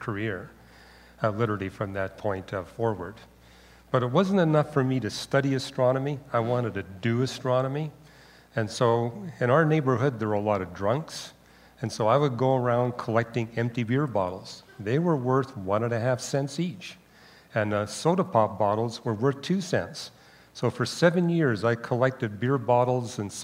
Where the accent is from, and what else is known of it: Vancouver, British Columbia, Canada; born or raised there; also born or lived in Montreal